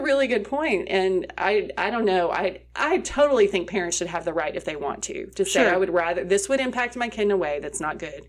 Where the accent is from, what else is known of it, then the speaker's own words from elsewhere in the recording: England, United Kingdom; I grew up over in England, and there were a lot of stuff we read.